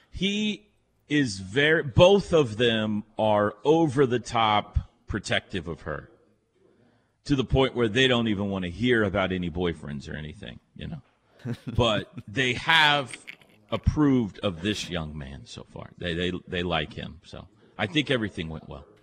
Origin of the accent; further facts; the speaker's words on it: Texas, United States; yeah, I'm from Texas.